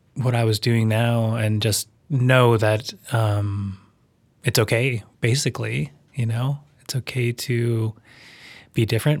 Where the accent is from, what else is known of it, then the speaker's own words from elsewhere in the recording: Vancouver, British Columbia, Canada; now in Nelson, Canada; where I grew up, in a suburb of Vancouver, it was a, a very white place.